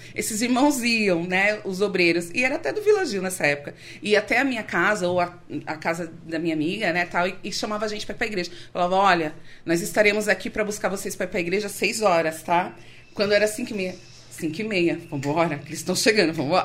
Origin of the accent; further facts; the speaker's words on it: São Paulo, Brazil; eu nasci aqui em São Paulo. Eu sou filha de nordestinos